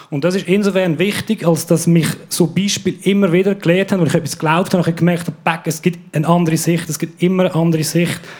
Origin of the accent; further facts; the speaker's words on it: Aargau, Switzerland; Ja, ich bin äh, im Aargau aufgewachsen, oh. in einer christlich-konservativen Familie mit sechs Kindern.